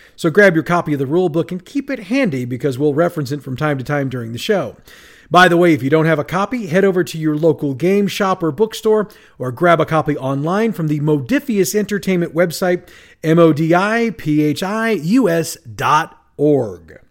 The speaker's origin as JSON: {"language": "English", "town": "St. Louis", "region": "Missouri", "country": "United States", "tie": "born or raised there"}